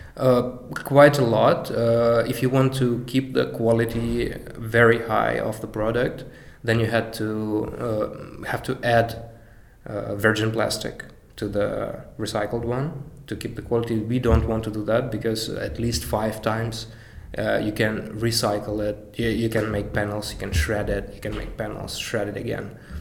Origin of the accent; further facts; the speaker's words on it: Mariupol, Donetsk Oblast, Ukraine; also born or lived in Kyiv, Ukraine / Denmark / Germany / Rotterdam, Netherlands; now in Amsterdam, Netherlands; I'm originally from Mariupol, from Ukraine, then we moved to Kiev